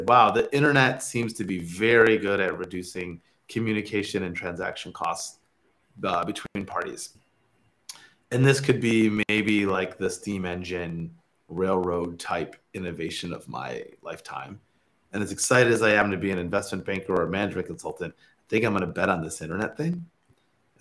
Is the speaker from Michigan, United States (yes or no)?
yes; Michigan, United States; moved away as an adult; also born or lived in Stanford; I'm from Michigan originally. Like, tech was not a big part of like my upbringing